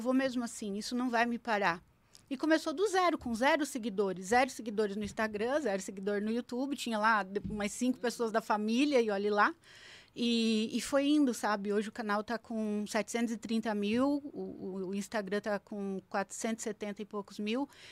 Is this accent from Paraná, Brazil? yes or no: yes; Paraná, Brazil; eu sou do Paraná, né? Nasci no Paraná. Então, quando eu era pequena, a gente passou por um período de muito aperto financeiro